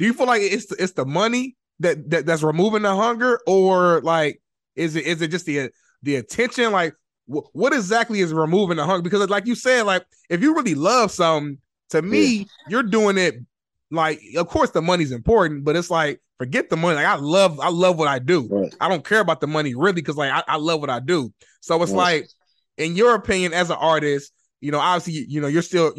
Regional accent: Indianapolis, Indiana, United States; I'm from Indianapolis, Indiana, from, you know, so I'm from the Midwest

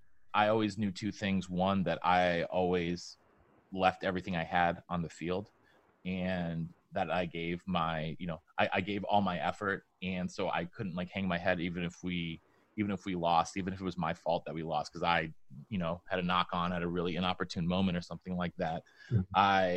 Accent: Vermont, United States; born there; also born or lived in New York / Denmark / New Hampshire; When I was growing up, I was born in Vermont, but we moved to upstate New York. Then we moved to Denmark. Then we moved back to upstate New York. Then we moved to New Hampshire.

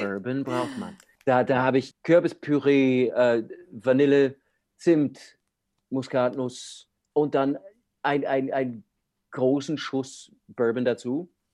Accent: United States; German is a second language; moved away as an adult; now in Europe; ich bin Amerikaner

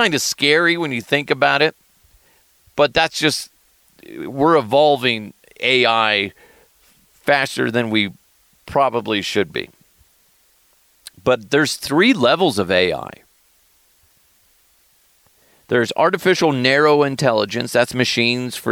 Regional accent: Thornton, Colorado, United States; my hometown of Thornton, Colorado

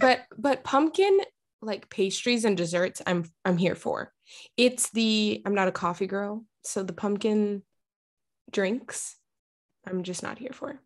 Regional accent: Texas, United States; now in Portland, United States; I was raised in Texas

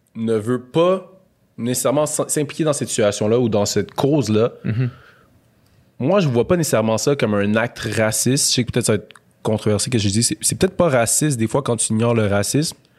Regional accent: Montreal, Quebec, Canada; j'ai grandi à Montréal-Nord

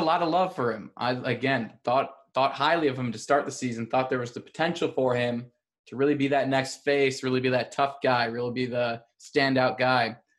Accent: Chicago, Illinois, United States; I'm from Chicago.

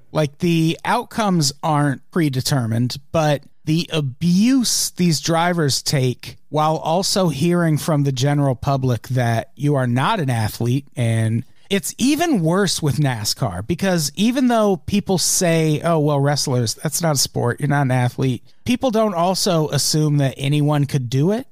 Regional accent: United States; we're from the United States

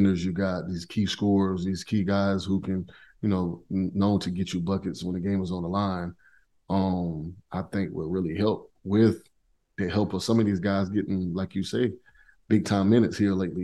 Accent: South Carolina, United States; I grew up in South Carolina

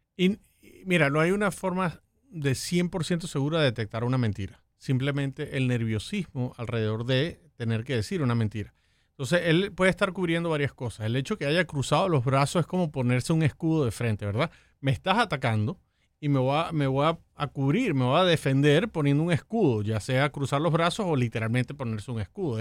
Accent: Venezuela; now in United States; Yo soy de Venezuela

